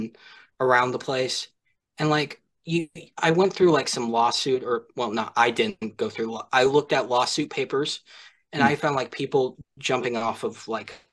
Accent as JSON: {"language": "English", "region": "Kansas", "country": "United States", "said": "I come from Kansas"}